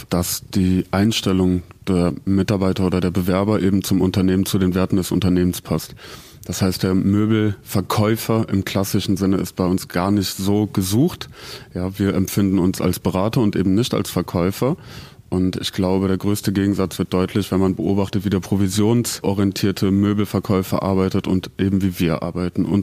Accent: Germany; now in Zurich, Switzerland; Also ich komme aus Deutschland und ich glaube, so weit ist der Schweizer vom Deutschen nicht weg.

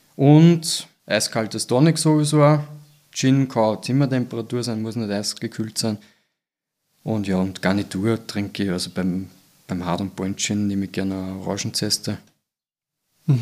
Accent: Austria; bei uns in Österreich

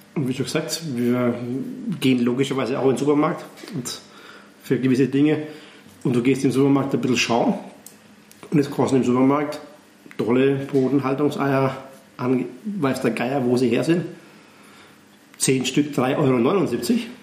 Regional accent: Neumarkt in der Oberpfalz, Bavaria, Germany; now in Graz, Austria; aus meiner Heimat, aus Neumarkt, also Nähe Nürnberg

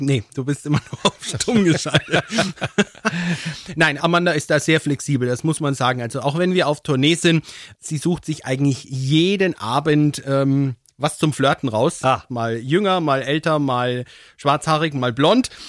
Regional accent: Höchberg, Bavaria, Germany; also born or lived in Würzburg; in meinem Heimatort in Höchberg

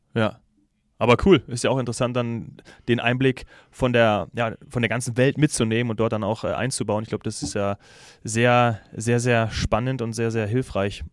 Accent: Munich, Bavaria, Germany; als Münchner hat mich das natürlich ein bisschen getroffen

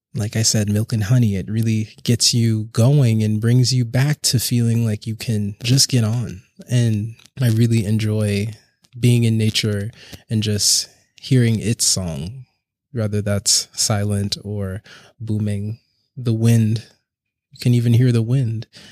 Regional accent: Charleston, South Carolina, United States; now in Brooklyn, United States; I'm originally from Charleston, South Carolina, and I currently live and work in Brooklyn, New York.

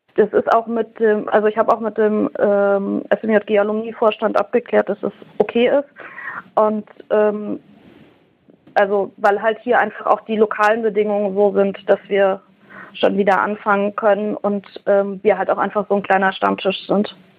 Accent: Thuringia, Germany; ich komme halt aus Thüringen

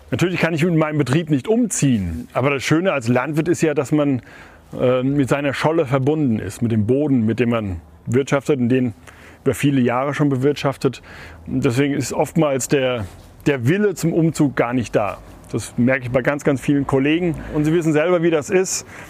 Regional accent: Otzberg, Hesse, Germany; also born or lived in Westphalia; Heimat ist für mich da, wo ich geboren bin, da, wo ich jetzt auch wohne

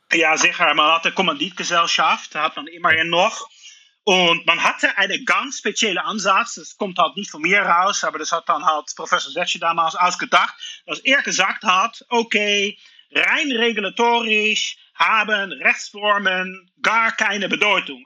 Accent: Netherlands; German is a second language; moved away as an adult; now in Luxembourg; Ich komme aus den Niederlanden

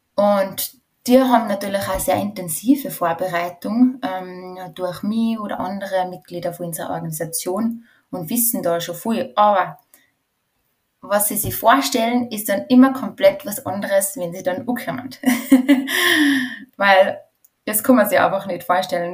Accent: Going, Tyrol, Austria; also born or lived in Tshumbe, DR Congo / Spain / France; ich bin in einem Bauernhof in Tirol aufgewachsen

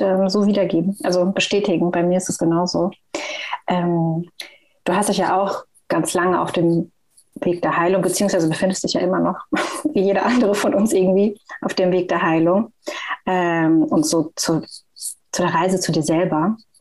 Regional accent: Frankfurt, Hesse, Germany; ich bin aus Frankfurt

